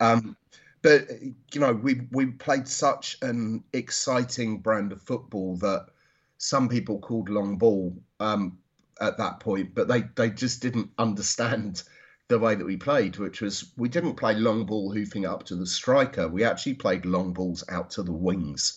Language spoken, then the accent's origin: English; Watford, East of England, United Kingdom; also born or lived in London; I grew up there. I was I was born in London, but we moved to moved to Watford when I was three months old.